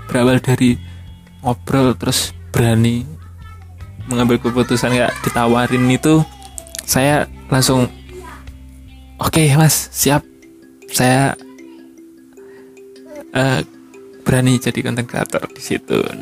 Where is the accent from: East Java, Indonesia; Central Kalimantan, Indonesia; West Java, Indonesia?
East Java, Indonesia; Tulungagung; jadi saya ikut komunitas instagram di kota saya di Tulungagung